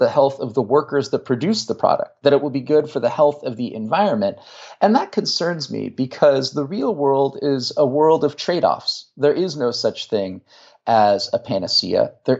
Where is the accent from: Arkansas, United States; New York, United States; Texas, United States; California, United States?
California, United States; Marin County; now in Virginia, United States; I grew up in Marin County.